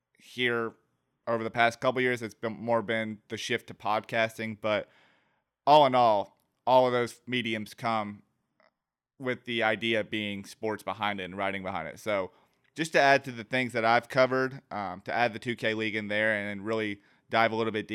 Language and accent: English; Georgia, United States; born there; I was born in Georgia, but wasn't raised here, and then now I'm back here.